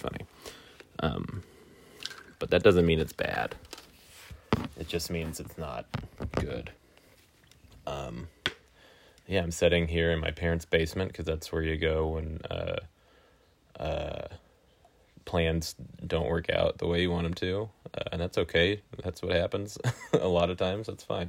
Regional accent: Weston, Missouri, United States; I have since moved back to Weston, Missouri, which is a suburb of Kansas City, in my hometown

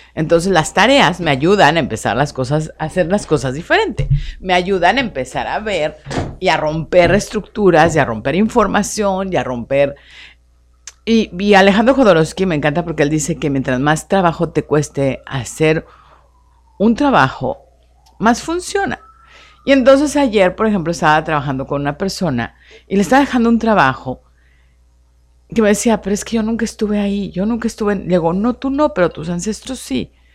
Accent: Mexico City, Mexico; also born or lived in Hermosillo; now in Tijuana, Mexico; como yo soy de la Ciudad de México

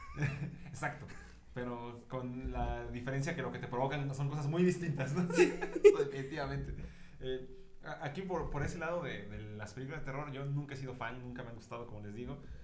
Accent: Mexico

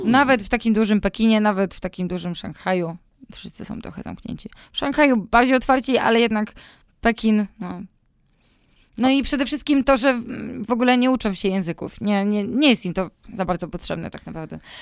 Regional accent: Włocławek, Kuyavian-Pomeranian Voivodeship, Poland; moved away; mój ukochany Włocławek. Kocham moje rodzinne miasto.

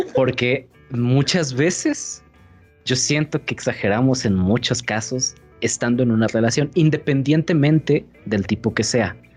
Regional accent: Mexico; Vivir en México siendo mexicano

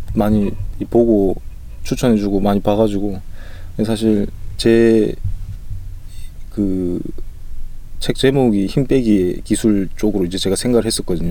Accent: Busan, South Korea; 부산 출신이어가지고

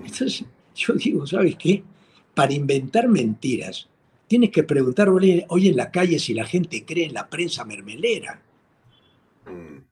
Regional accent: Peru; nosotros los peruanos

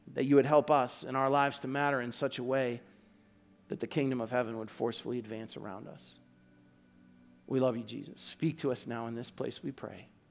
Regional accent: Aurora, Illinois, United States; moved away; I'm from Aurora, Illinois

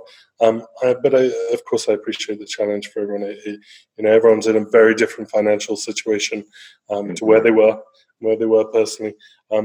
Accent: England, United Kingdom; now in Brazil; I'm an Englishman. Home is originally England

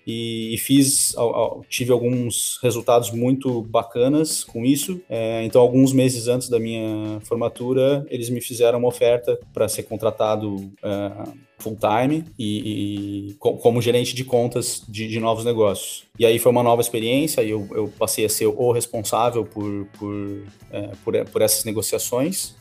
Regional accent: Lages, Santa Catarina, Brazil; eu sou de Lages, Santa Catarina, com bastante orgulho, brasileiro, com bastante orgulho. Tive uma infância feliz

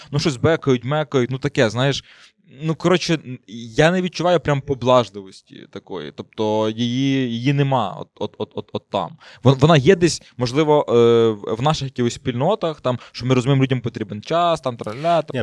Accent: Ternopil Oblast, Ukraine; moved away as an adult; also born or lived in Kyiv; Я сам з Тернопільської області

